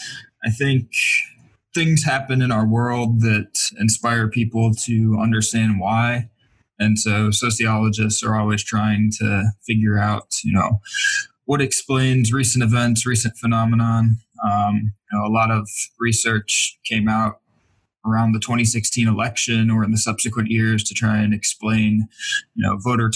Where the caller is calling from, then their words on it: Michigan, United States; I am calling in from Oakland University, which is about 35 miles northwest of Detroit.